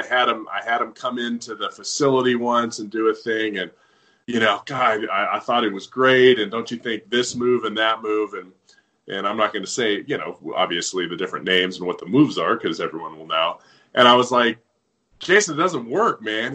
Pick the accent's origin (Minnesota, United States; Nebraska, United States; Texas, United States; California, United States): California, United States; Southern; I grew up with him in Southern California